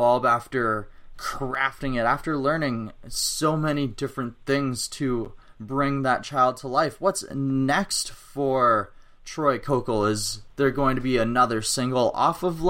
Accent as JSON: {"language": "English", "region": "Saskatchewan", "country": "Canada", "tie": "born or raised there", "said": "I grew up in Saskatchewan and I grew up on a farm and raised by country music"}